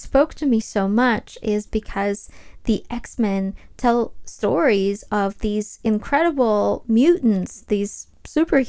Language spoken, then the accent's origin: English; Ukraine; I was actually born and raised in Ukraine